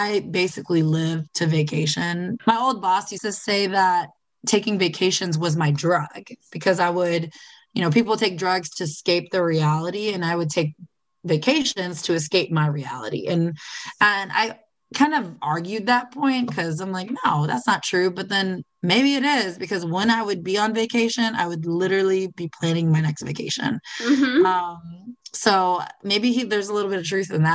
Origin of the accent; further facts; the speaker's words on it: Florida, United States; I'm from, I mean, I grew up in Florida